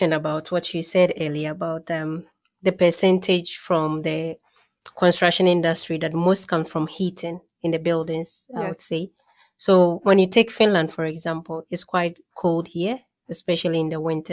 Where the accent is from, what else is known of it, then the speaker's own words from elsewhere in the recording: Ghana; moved away; I'm originally from Ghana, and in there we build a lot with blocks